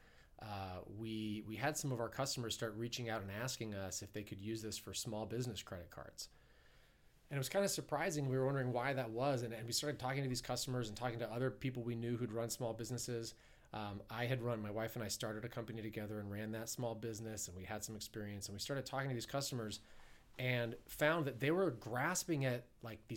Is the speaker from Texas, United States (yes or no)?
no; Ohio, United States; also born or lived in New York; now in Southern California, United States; I'm an Ohio boy. I'm a Midwesterner. Being back here in Kansas City feels a little like home, but I grew up in Ohio